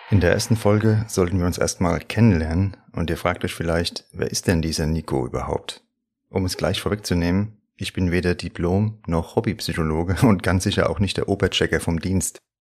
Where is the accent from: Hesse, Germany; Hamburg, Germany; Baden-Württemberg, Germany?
Hesse, Germany; accent: Hessian; also born or lived in Frankfurt am Main; Ich mag meinen hessischen Dialekt